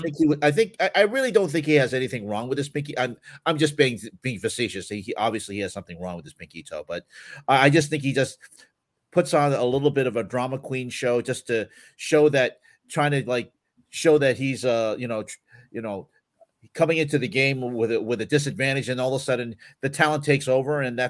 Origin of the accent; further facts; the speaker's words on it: United States; I grew up in this country.